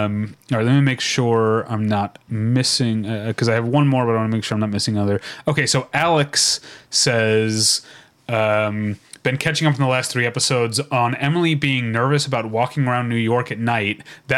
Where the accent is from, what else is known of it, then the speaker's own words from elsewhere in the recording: Philippines; I'm from the Philippines, and we have access to these chocolates like Toblerone in our grocery stores